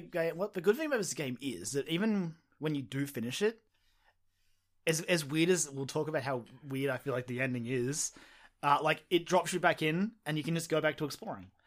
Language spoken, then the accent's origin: English; Australia; I'm Australian